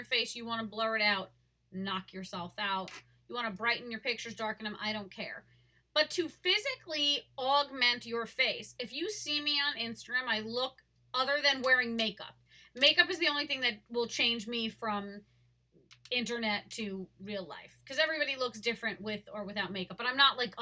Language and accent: English; Long Island, New York, United States; I was born and raised in Long Island.